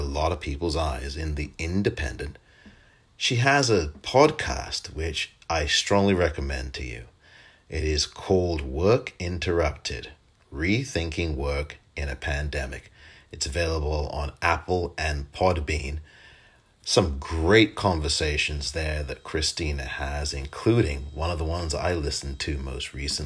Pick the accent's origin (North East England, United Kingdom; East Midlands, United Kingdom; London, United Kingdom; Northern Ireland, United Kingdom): London, United Kingdom; Pinner; moved away; I'm actually originally from England